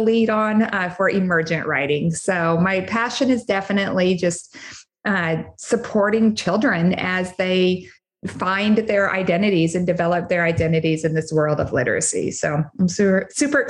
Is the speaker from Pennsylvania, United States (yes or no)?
no; Wyoming, United States; moved away as an adult; also born or lived in Houston area, Texas; now in Houston, United States; I'm originally from Wyoming.